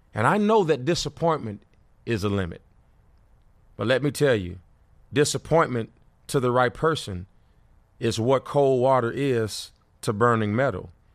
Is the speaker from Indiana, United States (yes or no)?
yes; Gary, Indiana, United States; also born or lived in Fort Wayne, Indiana; I grew up in Gary, Indiana